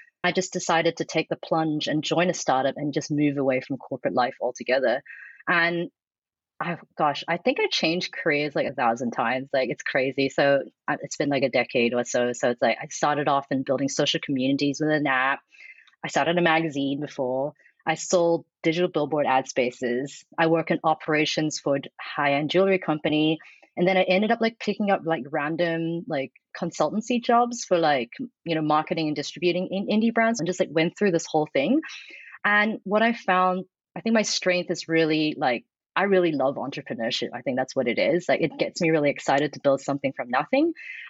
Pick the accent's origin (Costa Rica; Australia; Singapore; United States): Australia; I'm from the Nogsies, so I used to tan a lot in my teens. Like, I think you're Australian, same.